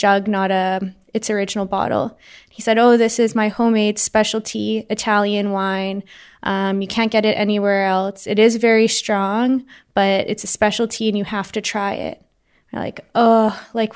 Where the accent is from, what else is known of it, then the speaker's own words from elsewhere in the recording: Winnipeg, Manitoba, Canada; I'm 26 years old, and I'm from Winnipeg, Manitoba, in Canada.